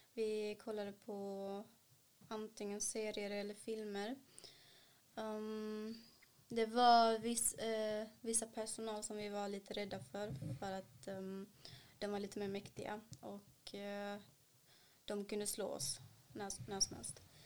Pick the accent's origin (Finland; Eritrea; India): India; South India; Swedish is a second language; also born or lived in Sweden; now in Malmö, Sweden; där har de ju sydindisk mat, där jag är ifrån